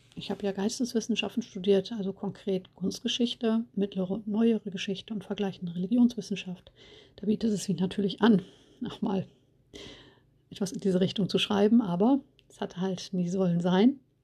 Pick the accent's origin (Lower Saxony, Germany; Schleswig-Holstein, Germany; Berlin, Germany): Lower Saxony, Germany; East Frisia; now in Rhineland, Germany; bin Ende der 70er in Ostfriesland geboren und lebe aber heute im Rheinland